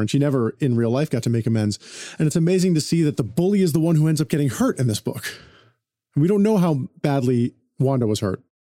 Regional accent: Connecticut, United States; also born or lived in New York; now in Los Angeles, United States; East Coast patrician person growing up in Connecticut

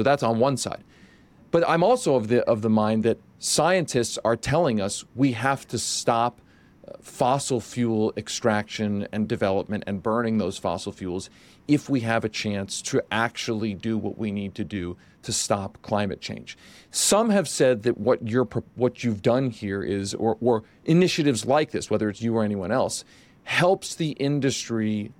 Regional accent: Pennsylvania, United States; Josh and I grew up in outside of Philadelphia.

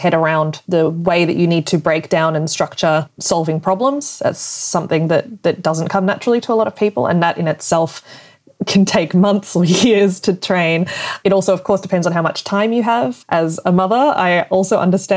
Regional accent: Australia; moved away as an adult; now in Germany; I'm originally from Australia, but I live now in Germany.

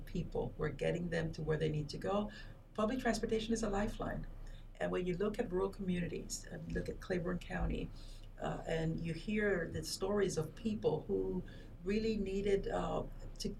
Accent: Panama; moved away as an adult; also born or lived in Peoria, Illinois / Chicago / Washington, D.C. / New York; now in United States; I'm originally from Panama

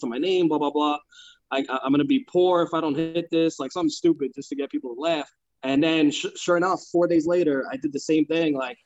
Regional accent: New York City, New York, United States; moved away as an adult; now in New Jersey, United States; I grew up in Brooklyn for 29 years

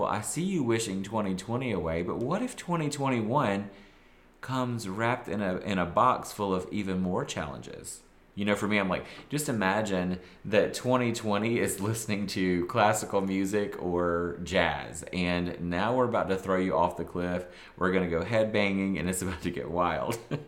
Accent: the South, United States; I'm from the South.

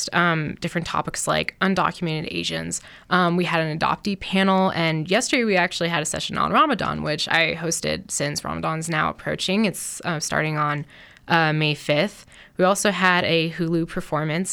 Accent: Colorado, United States; My parents are Iraqi immigrants, so I'm a first generation along with two other sisters, so born and raised in Colorado

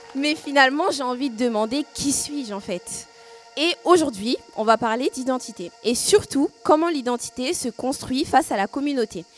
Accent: France; je suis née en France et que j'ai grandi en France

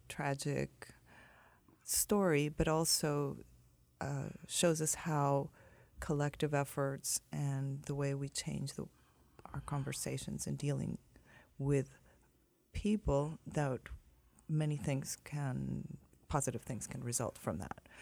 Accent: Sinaloa, Mexico; I grew up in Sinaloa, I'm from Mexico

